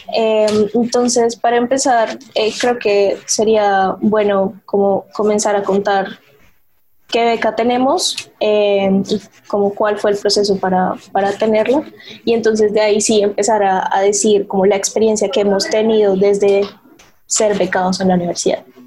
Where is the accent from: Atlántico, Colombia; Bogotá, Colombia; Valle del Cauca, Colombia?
Atlántico, Colombia; Barranquilla; moved away as an adult; now in Bogotá, Colombia; yo no soy de Bogotá, yo soy de Barranquilla